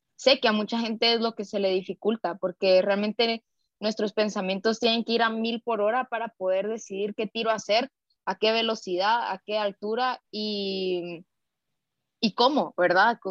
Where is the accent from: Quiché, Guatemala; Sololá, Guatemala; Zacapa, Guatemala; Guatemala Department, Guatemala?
Guatemala Department, Guatemala; Guatemala City; soy guatemalteca, nacida acá en la capital